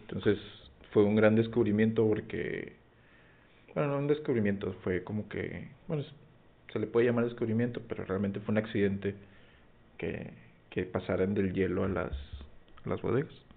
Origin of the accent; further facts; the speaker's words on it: Mexico; somos los mexicanos